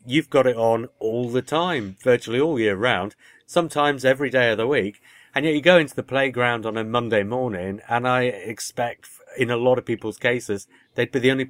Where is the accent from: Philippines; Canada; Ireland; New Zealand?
Canada; growing up in Canada